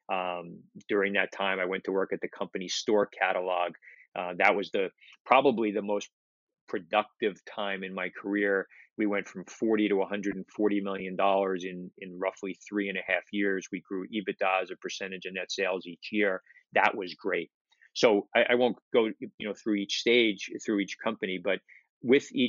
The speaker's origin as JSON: {"language": "English", "town": "New York City", "region": "New York", "country": "United States", "tie": "born or raised there", "said": "I grew up in Brooklyn"}